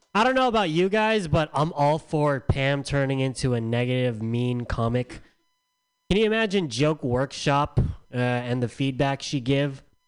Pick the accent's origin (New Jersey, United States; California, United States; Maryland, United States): California, United States; San Diego; I'm from San Diego